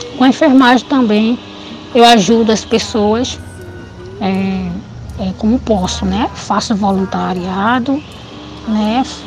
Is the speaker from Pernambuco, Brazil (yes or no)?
yes; Recife, Pernambuco, Brazil; now in Olinda, Brazil; nasci em Recife, mas quando adolescente fui morar em Olinda até a data de hoje